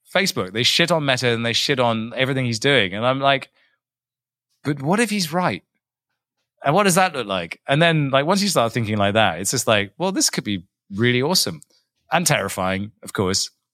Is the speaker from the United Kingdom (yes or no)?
yes; England, United Kingdom; I'm English. There are no mountains in England